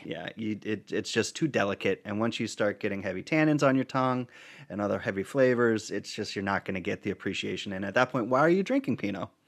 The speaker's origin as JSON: {"language": "English", "region": "Vermont", "country": "United States", "tie": "born or raised there", "said": "where I grew up in Vermont"}